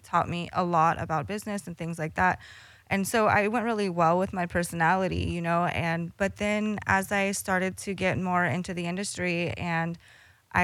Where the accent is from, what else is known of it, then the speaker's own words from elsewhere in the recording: Northern California, United States; I'm from Northern Cali